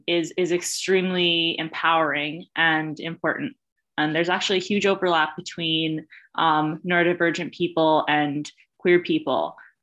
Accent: New York, United States; now in Rhode Island, United States; And I am a transplant from New York to Rhode Island, but I have to say my favorite drink is coffee milk

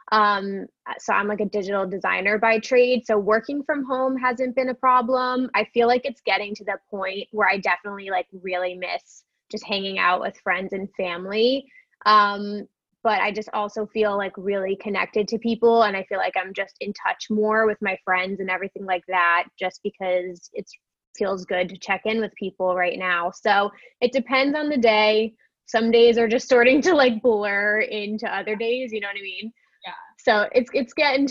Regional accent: New Jersey, United States; I'm from New Jersey

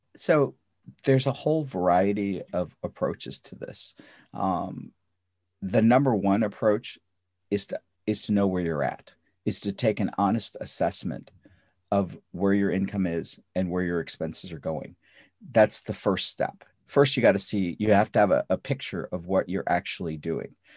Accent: North India, India; English is a second language; now in United States; Um, I grew up in North India. not speaking English. I, I spoke Russian and I spoke, uh, Punjabi and Hindi

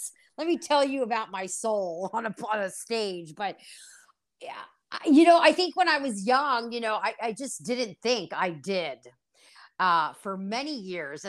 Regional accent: Cincinnati, Ohio, United States; moved away as an adult; now in Italy; I'm from Cincinnati, Ohio. Both my parents are from the south of Italy called Calabria

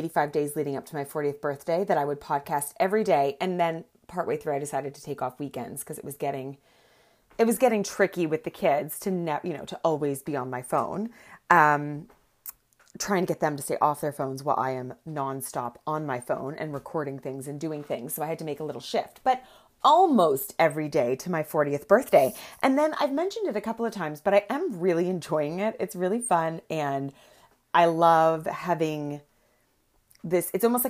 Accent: Antwerp, Flanders, Belgium; There are two groups in the community of Holocaust survivors that I grew up in Antwerp.

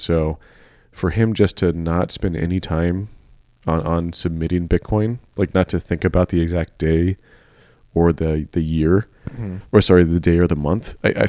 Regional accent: San Francisco, California, United States; by the way, I'm from San Francisco, so I gotta clarify this.

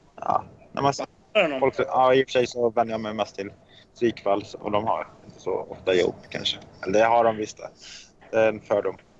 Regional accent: Borås, Västra Götaland, Sweden; accent: västgötska; jag kommer från Borås

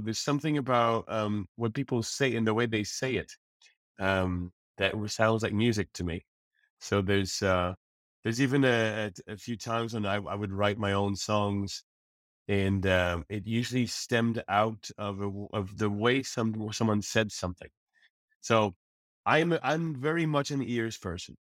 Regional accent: Repentigny, Quebec, Canada; also born or lived in Montreal; now in Paris, France; I was raised in Repentigny. I was born in Montreal

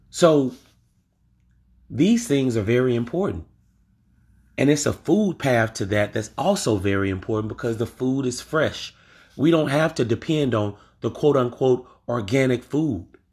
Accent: Louisiana, United States; I'm from Louisiana

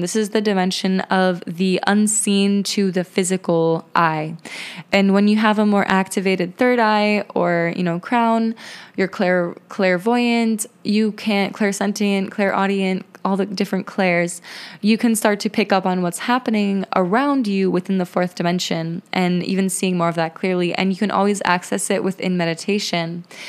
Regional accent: Lithuania; moved away; Lithuania to visit my home country, visit my roots, and reconnect with my ancestry there

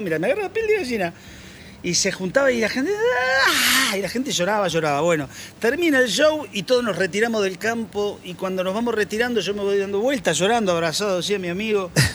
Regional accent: San Nicolás de los Arroyos, Buenos Aires Province, Argentina; de aquellas épocas gloriosas de la infancia en San Nicolás

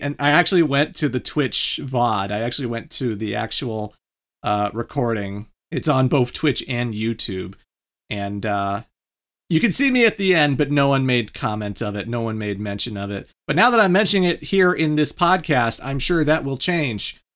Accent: Canada; I'm not American, I'm Canadian

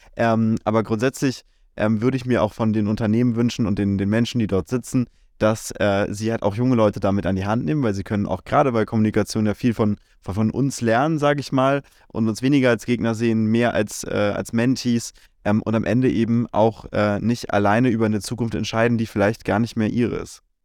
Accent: Germany; bei uns in Deutschland

